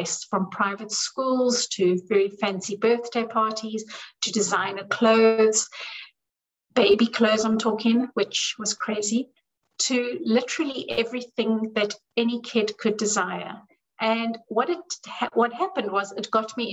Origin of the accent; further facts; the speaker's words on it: South Africa; I grew up in South Africa, where we grew up poor.